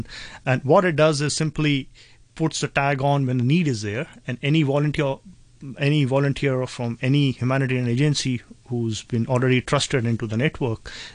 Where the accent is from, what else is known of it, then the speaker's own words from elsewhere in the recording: India; now in Hong Kong; being in Hong Kong, where I come from India